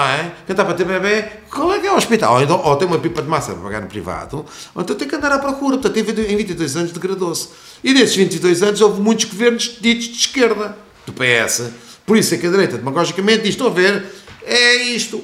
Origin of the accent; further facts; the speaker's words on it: Lisbon, Portugal; eu sou de Lisboa